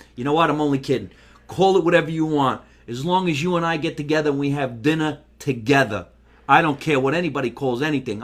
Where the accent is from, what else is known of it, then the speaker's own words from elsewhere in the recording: Jersey City, New Jersey, United States; also born or lived in Scotch Plains, New Jersey; now in Los Angeles, United States; I was born in Jersey City, New Jersey. That's where I was born